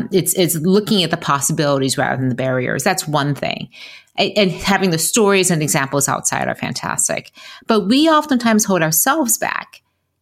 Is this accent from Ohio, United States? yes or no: no; Detroit, Michigan, United States; growing up in Detroit